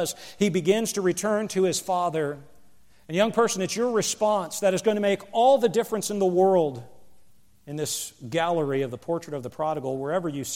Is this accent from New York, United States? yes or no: no; Pennsylvania, United States; moved away; where I grew up in Pennsylvania